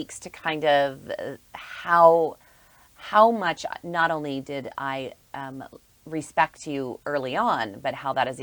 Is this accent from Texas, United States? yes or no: no; Davis County, Utah, United States; you and I grew up in Davis County in the 70s and 80s.